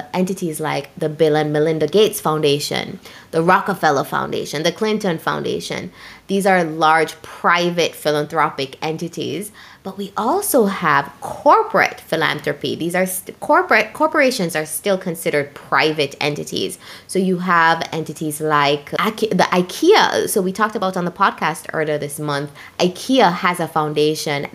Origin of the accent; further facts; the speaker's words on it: Jamaica; When I was growing up in Jamaica